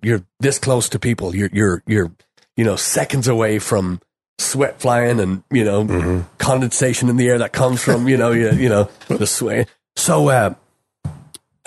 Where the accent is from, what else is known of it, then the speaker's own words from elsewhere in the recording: Ireland; moved away as an adult; growing up in Ireland, we walked everywhere